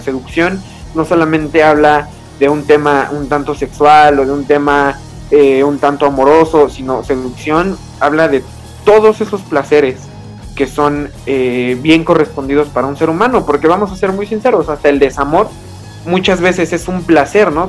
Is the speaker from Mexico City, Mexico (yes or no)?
yes; Mexico City, Mexico; nosotros somos aquí originarios de la Ciudad de México